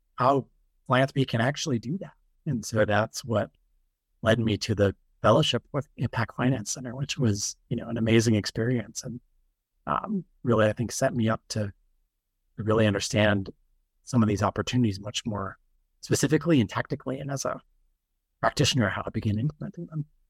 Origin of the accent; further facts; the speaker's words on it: Utah, United States; moved away as an adult; I wasn't born in Utah, but I, I grew up there as a kid for the most part.